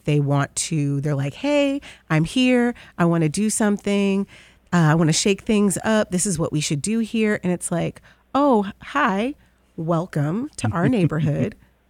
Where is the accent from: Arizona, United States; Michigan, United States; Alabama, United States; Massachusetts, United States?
Michigan, United States; Detroit; So Jefferson Chalmers is the best kept secret of Detroit. It's such a cool place to live and to have grown up in.